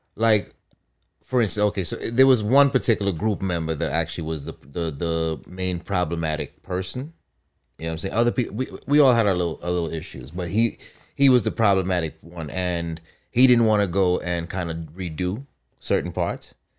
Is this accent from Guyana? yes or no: yes; Guyana; moved away; I grew up in Guyana